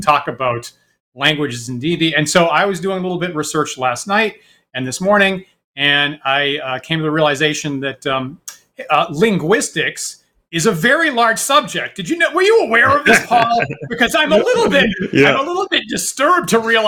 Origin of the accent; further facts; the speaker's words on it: Maine, United States; moved away; also born or lived in Boston; when I was growing up in Maine